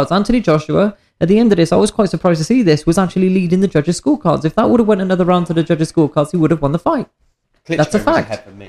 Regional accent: United Kingdom; As the British skeptic in me, I, I would like to see that.

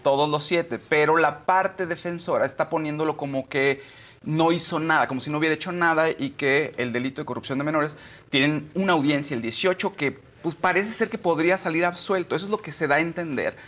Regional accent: Mexico; somos mexicanos

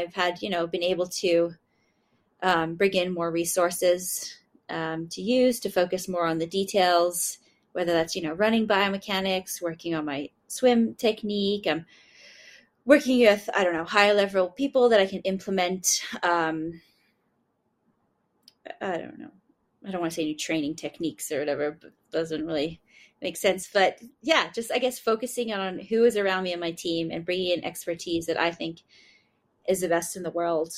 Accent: Bermuda; I'm from Bermuda

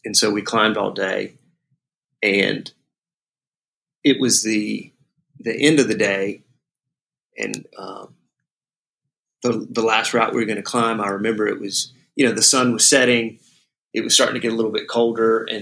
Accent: Huntsville, Alabama, United States; now in Lexington, United States; I grew up in Huntsville, Alabama, which is kind of at the foothills of the Appalachian Mountains

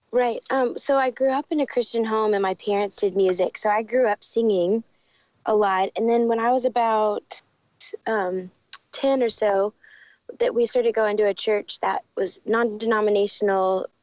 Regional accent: Dallas, Texas, United States; moved away as an adult; also born or lived in Arizona; now in Nashville, United States; we live in Nashville. I grew up in Dallas

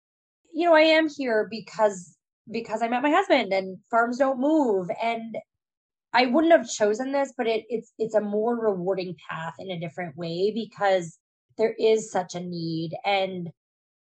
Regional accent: Iowa, United States; I grew up in Iowa. I lived, you know, most of my life until I went off to college in Iowa

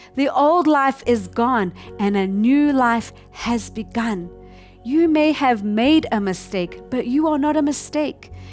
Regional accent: South Africa; now in Tokyo, Japan; I'm from South Africa, and my husband and I, we really love to go on a game safari trip whenever we go to visit our family there

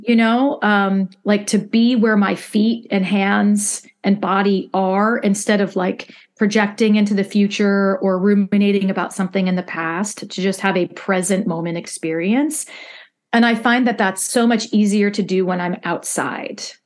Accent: Midwest, United States; as a Midwesterner

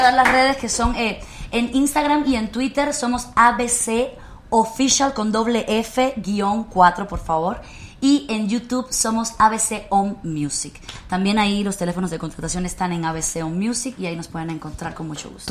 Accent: Mexico; also born or lived in Cuba; yo soy cubana mexicana porque llegué a los nueve años a este país, estudié aquí

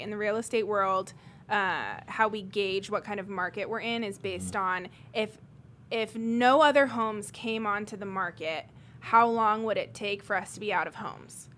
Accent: Greenwood, Indiana, United States; also born or lived in England; apart from a short stint of where I grew up in England, I have mostly been in Greenwood my whole life since I was seven. Um, went to Center Grove schools

